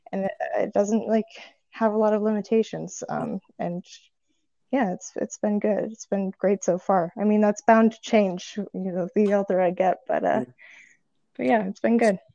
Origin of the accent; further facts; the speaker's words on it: Saratoga Springs, New York, United States; moved away as an adult; also born or lived in Savannah, Georgia; now in Brooklyn, United States; I'm from Saratoga